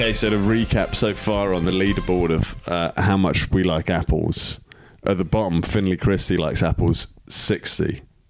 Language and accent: English; South East England, United Kingdom; And I'm just self-trained. I'm from Kent.